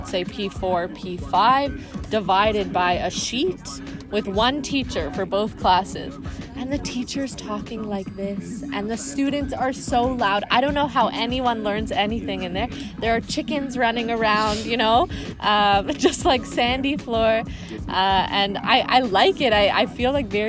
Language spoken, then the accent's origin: English; South Africa; moved away; also born or lived in Toronto; I was born in South Africa, so I've always felt very connected to the continent